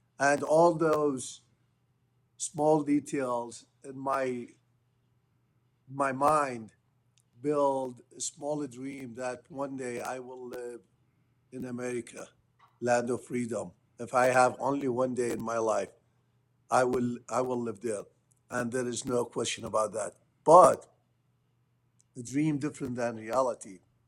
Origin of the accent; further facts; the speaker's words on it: Mosul, Nineveh, Iraq; moved away; Okay, so born and raised in Mosul, north of Iraq, born in 1964.